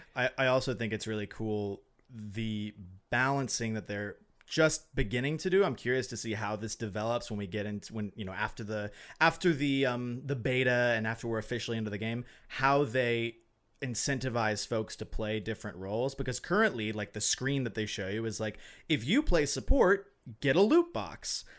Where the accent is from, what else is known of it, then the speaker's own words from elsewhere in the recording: Alabama, United States; now in Minnesota, United States; I'm from Alabama